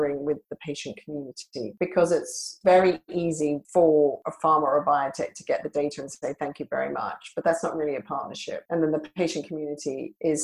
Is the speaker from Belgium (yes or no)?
no; Australia; moved away; my early career was as a journalist in Australia, where I'm originally from. You can probably hear from my accent